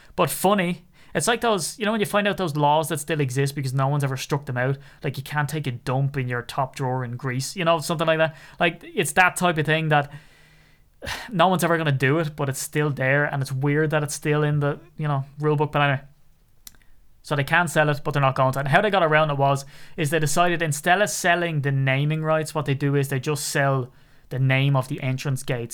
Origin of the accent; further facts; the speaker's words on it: Ireland; I'm so Irish